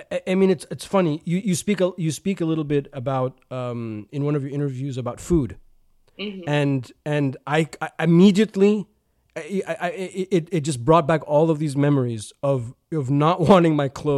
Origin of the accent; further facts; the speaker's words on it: United States; now in United Kingdom; Which as an American, I thought was very strange. I was like, but you're in England.